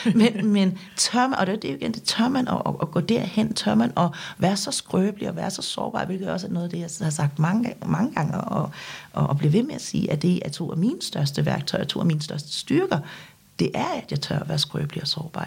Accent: Denmark; Danish is a second language; also born or lived in South Korea; da jeg blev købt til Danmark og, og, og kom her som seksårig, øhm, der kunne jeg ikke noget dansk

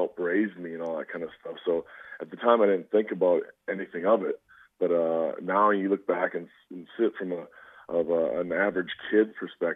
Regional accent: Minnesota, United States; I'm from Minnesota, and unfortunately, I'm a Minnesota Vikings

